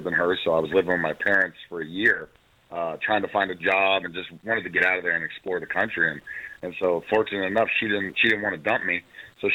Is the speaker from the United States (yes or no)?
yes; Ohio, United States; I grew up in Ohio, so I was, you know, hotbed of football.